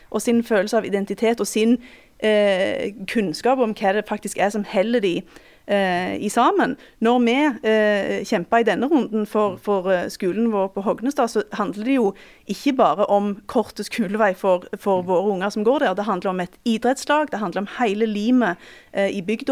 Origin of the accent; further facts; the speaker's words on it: Western Norway, Norway; tilhører jo iallfall jeg eh, en, en motkultur og en vestlandskultur